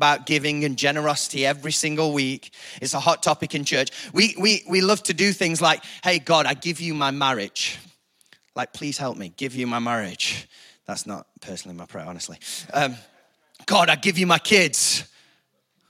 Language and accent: English; Chesterfield, East Midlands, United Kingdom; I'm from Chesterfield